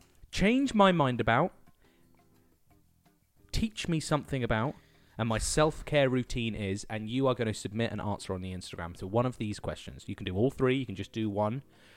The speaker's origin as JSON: {"language": "English", "region": "England", "country": "United Kingdom", "said": "I am English."}